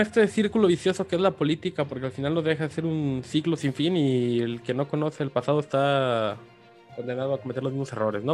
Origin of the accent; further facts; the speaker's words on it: Mexico; como mexicanos